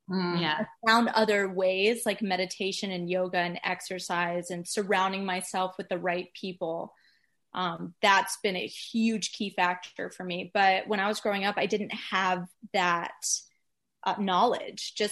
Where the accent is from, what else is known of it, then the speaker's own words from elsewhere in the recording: Atlanta, Georgia, United States; also born or lived in Florida / New York; now in Los Angeles, United States; I'm kind of Atlanta, Georgia.